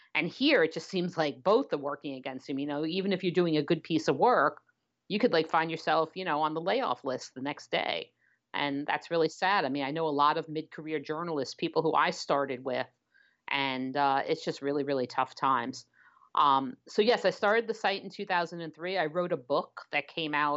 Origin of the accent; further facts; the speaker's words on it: New York City, New York, United States; moved away as an adult; also born or lived in Waltham, Massachusetts; now in Los Angeles, United States; I am Brooklyn born and bred